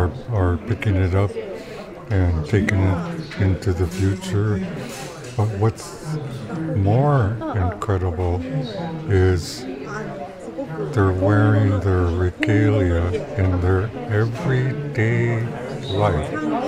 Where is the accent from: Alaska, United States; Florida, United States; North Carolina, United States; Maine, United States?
Alaska, United States; Sitka; I grew up here in Sitka, in the village of Sitka.